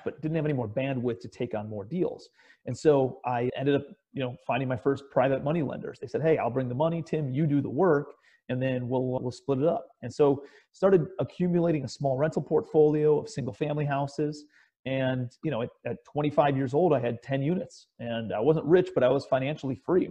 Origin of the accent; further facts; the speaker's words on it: Cleveland, Ohio, United States; I'm a kid from Cleveland, Ohio, raised in the suburbs.